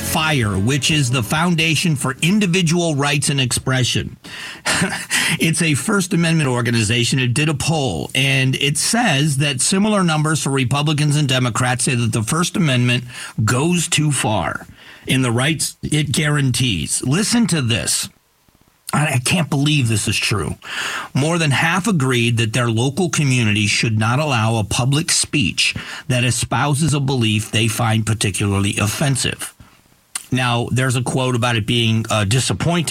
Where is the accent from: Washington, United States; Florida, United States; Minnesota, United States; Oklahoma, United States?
Florida, United States; now in Arizona, United States; I grew up in Florida